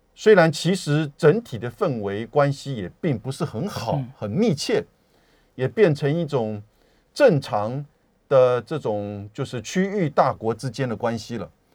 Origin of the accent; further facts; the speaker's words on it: Taiwan; also born or lived in United States; 我们台湾人